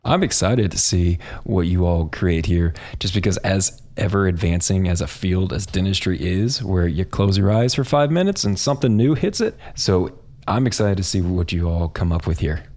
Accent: Kansas, United States; also born or lived in San Antonio, Texas; I am from Kansas, grew up in a suburb right outside of Kansas City

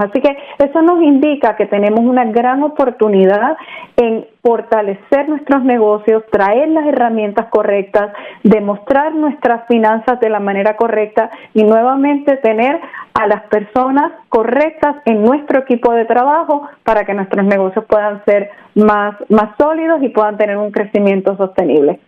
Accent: Puerto Rico; also born or lived in Mexico; now in Orlando, United States; yo nací en México, me crié en Puerto Rico y mi papá era de la República Dominicana

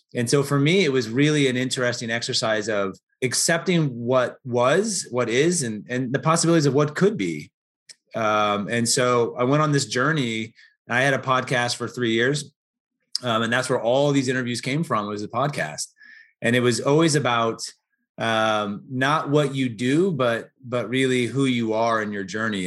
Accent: Portland, United States; moved away; also born or lived in Chicago / Atlanta; I grew up in Portland

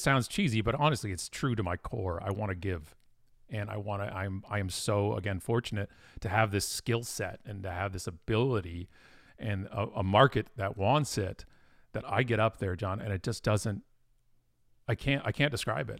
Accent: Burlington, Ontario, Canada; also born or lived in Ottawa, Ontario; now in Oakville, Canada; I was born in Burlington, Ontario, which is a suburb of Toronto, lived in Ottawa for a while, and most of my life has been right where I am right now, which is Oakville, Ontario

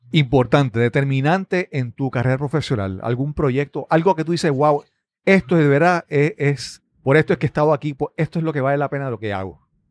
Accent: Puerto Rico; hablando como puertorriqueño

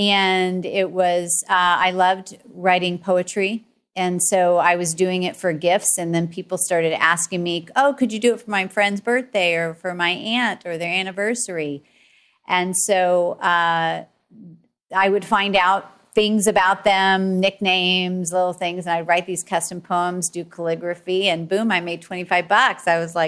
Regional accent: Tulsa, Oklahoma, United States; I grew up in Tulsa, Oklahoma, saying y'all to everybody.

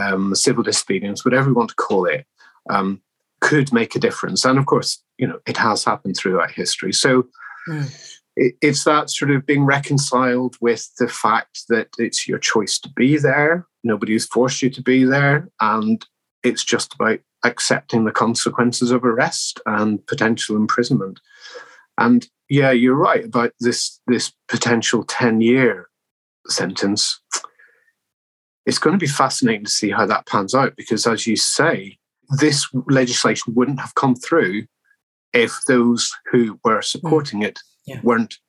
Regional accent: Northern Ireland, United Kingdom; I was born in Northern Ireland, the beginning of the Troubles

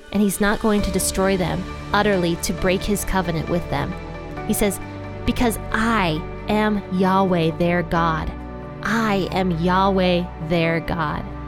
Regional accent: Ohio, United States; Ohio, I love you guys. That's my home state

